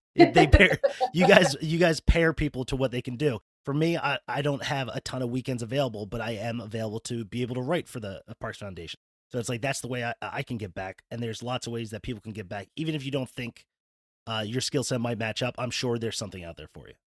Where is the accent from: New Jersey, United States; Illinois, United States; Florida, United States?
New Jersey, United States; also born or lived in West Virginia; now in Pennsylvania, United States; I'm from New Jersey, went to school in West Virginia.